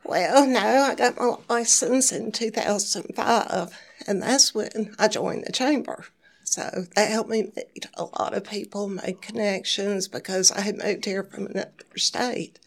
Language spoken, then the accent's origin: English; Jonesboro, Georgia, United States; moved away as an adult; now in Hernando, United States; I'm from the south side of Atlanta, Jonesboro, Georgia.